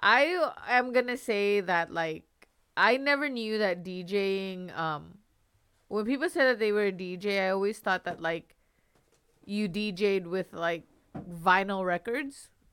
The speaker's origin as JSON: {"language": "English", "town": "Long Beach", "region": "California", "country": "United States", "tie": "born or raised there", "moved": "yes", "said": "I grew up in California, in Long Beach"}